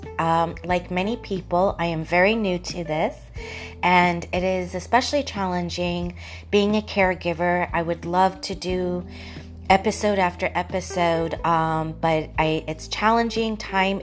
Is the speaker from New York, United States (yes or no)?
no; Orlando, Florida, United States; growing up, especially in Orlando in the late 70s and 80s